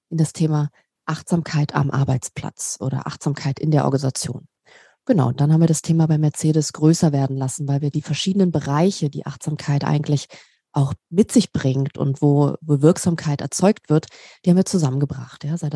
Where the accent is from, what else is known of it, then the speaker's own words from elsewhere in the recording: Berlin, Germany; Ich komme ursprünglich ähm, aus Berlin, äh, bin Berliner Göre und liebe Großstädte.